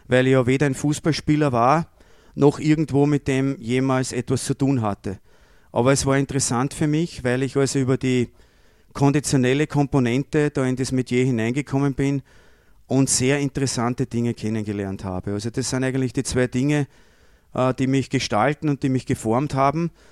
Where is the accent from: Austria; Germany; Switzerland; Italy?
Austria; Lower Austria; ich komme aus Niederösterreich, vielleicht gerade zufällig von derselben Ortschaft wie die Michaela Dorfmeister